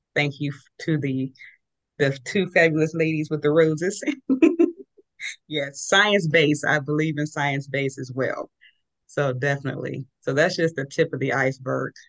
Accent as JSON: {"language": "English", "region": "California", "country": "United States", "tie": "born or raised there", "said": "I was raised in California"}